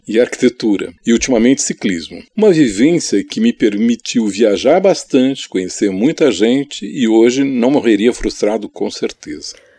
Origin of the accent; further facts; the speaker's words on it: São Paulo, Brazil; Sou paulistano nascido na Brigadeiro Luiz Antônio, mas toda a minha família é de Pernambuco